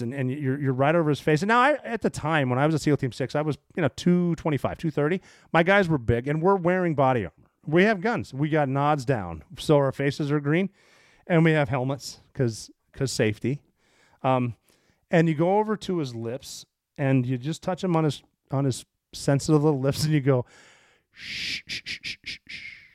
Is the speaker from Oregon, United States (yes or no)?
no; Montana, United States; I grew up in Montana